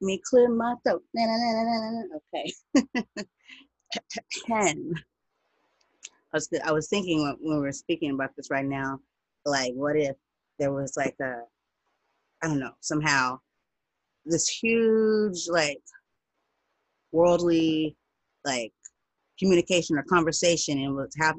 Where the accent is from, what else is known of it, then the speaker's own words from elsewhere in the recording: United States; I'm not from Africa. I'm black. I'm American